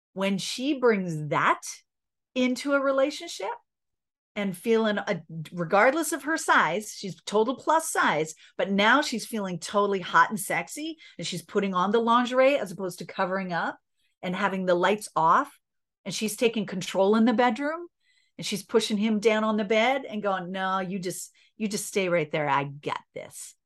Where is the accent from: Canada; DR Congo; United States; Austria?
Canada; I'm Canadian